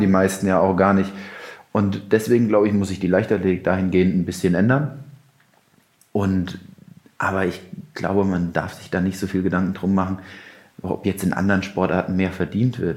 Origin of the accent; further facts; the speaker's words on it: Mainz, Rhineland-Palatinate, Germany; als Mainzer